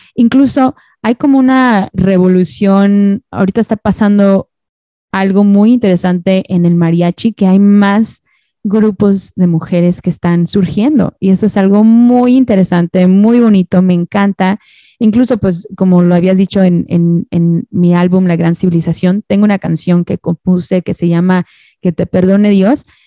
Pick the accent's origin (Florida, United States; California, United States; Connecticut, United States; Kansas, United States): California, United States; Orange County; also born or lived in Toluca, Mexico; now in Los Angeles, United States; yo vivo en el este de Los Ángeles, pero yo crecí en, en Orange County